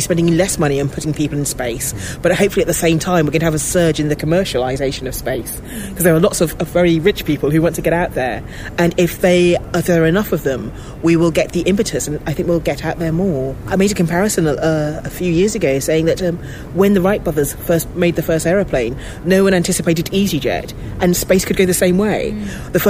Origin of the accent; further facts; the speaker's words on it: London, United Kingdom; as a black kid growing up in London